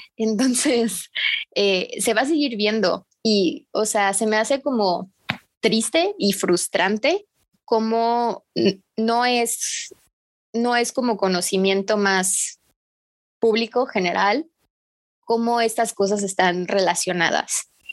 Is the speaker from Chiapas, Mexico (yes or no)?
yes; Tapachula, Chiapas, Mexico; Yo soy de Tapachula, Chiapas. Este, aquí es la frontera